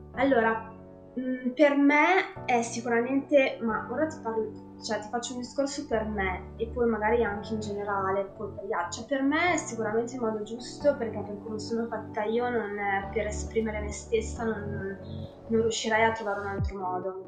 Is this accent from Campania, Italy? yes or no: no; Medesano, Emilia-Romagna, Italy; vengo da Parma, in realtà da un paesino in provincia di Parma, eh, si chiama Medesano per l'esattezza